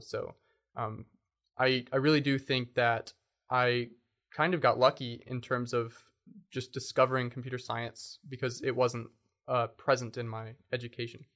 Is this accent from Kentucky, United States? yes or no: yes; Lexington, Kentucky, United States; also born or lived in Bowling Green, Kentucky; I was born and raised in Lexington, Kentucky